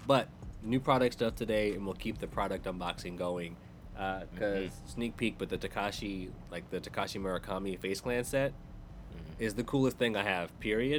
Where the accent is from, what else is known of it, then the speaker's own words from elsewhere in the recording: San Diego, California, United States; we're from San Diego